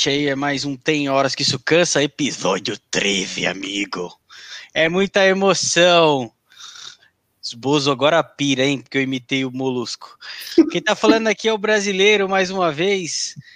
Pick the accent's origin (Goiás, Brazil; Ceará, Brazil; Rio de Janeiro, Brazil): Goiás, Brazil; Goiânia; Boa noite, sou, sou goianiense.